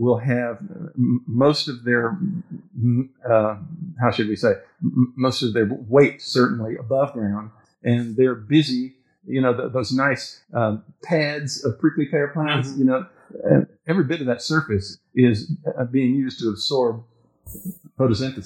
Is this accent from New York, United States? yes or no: no; Houston, Texas, United States; moved away; West University Place, Houston, Texas.